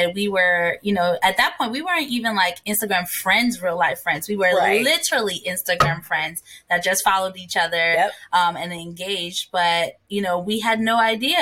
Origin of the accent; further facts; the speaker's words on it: Ghana; moved away; also born or lived in New Jersey, United States / Washington, D.C., United States; I was born and raised in Ghana. And when I moved to the States, I became a Jersey girl.